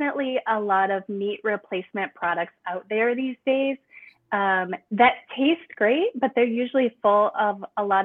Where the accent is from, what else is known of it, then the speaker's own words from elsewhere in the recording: Midwest, United States; I grew up in the Midwest and I still am in the Midwest